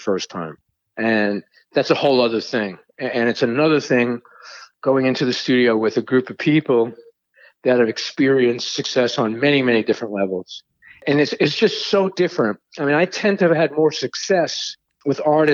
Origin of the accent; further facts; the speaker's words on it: New York City, New York, United States; I'm from Brooklyn